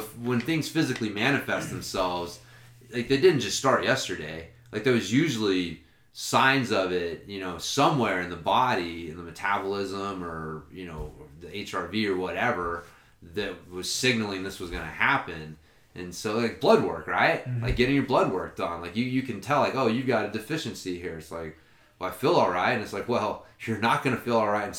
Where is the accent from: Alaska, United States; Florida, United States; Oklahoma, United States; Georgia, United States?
Oklahoma, United States; I'm from Oklahoma